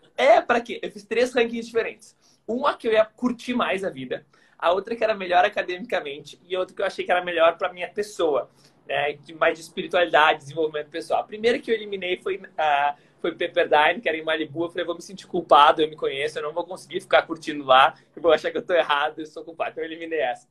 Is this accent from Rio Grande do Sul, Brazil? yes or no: yes; Porto Alegre, Rio Grande do Sul, Brazil; sou de Porto Alegre